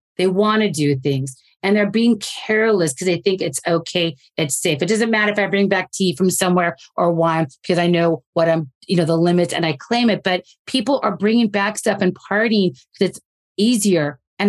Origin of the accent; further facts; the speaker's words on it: United States; as an American